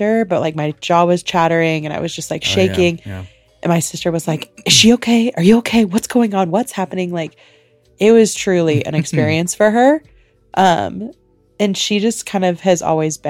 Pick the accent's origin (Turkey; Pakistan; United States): United States; Indiana; we grew up in Indiana